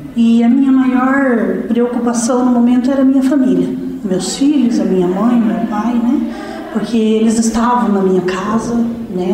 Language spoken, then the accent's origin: Portuguese; Curitiba, Paraná, Brazil; also born or lived in Ponta Grossa; now in Piraquara, Brazil; Sou natural de Curitiba, mas eu morava em Ponta Grossa